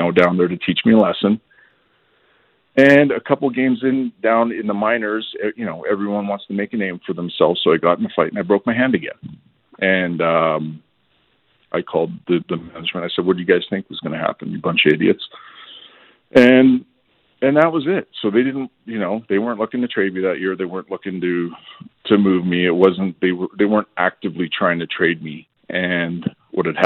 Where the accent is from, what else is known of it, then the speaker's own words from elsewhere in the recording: Edmonton, Alberta, Canada; I'm from Edmonton.